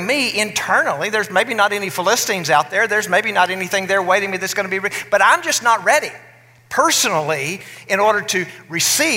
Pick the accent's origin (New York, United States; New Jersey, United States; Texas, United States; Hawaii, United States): Texas, United States; West; where I grew up in West Texas